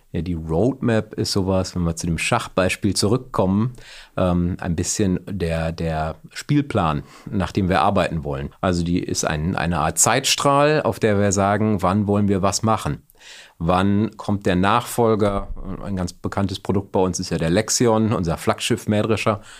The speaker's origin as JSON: {"language": "German", "town": "Bielefeld", "region": "North Rhine-Westphalia", "country": "Germany", "tie": "born or raised there", "also_born_or_lived": "Aachen", "said": "komme gebürtig aus der Region, aus Bielefeld, bin also Ostwestfale, regional nicht besonders weit gekommen."}